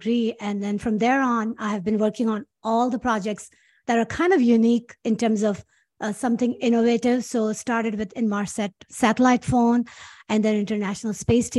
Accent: Karachi, Sindh, Pakistan; English is a second language; moved away as an adult; also born or lived in Los Angeles, United States; now in United States; I was born and raised in Karachi, Pakistan

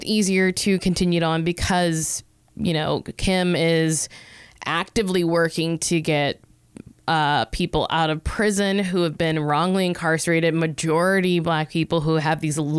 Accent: the South, United States; I'm like from the South

